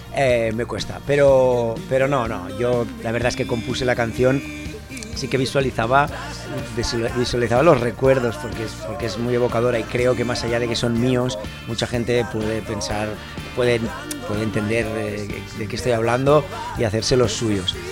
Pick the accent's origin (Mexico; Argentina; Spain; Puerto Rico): Spain; Barcelona, Catalonia; also born or lived in Menorca; Yo ya nací en Barcelona